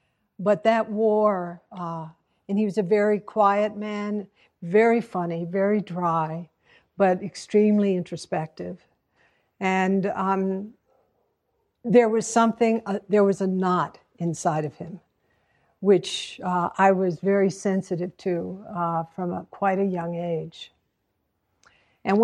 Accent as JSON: {"language": "English", "town": "Hanover", "region": "New Hampshire", "country": "United States", "tie": "born there", "said": "So I was born in 1942 in Mary Hitchcock Hospital in Hanover, New Hampshire."}